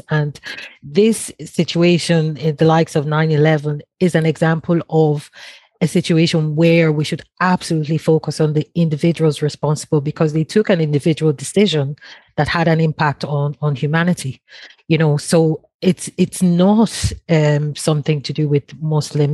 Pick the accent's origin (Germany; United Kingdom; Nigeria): Nigeria; now in Longford, Ireland; I'm originally from Nigeria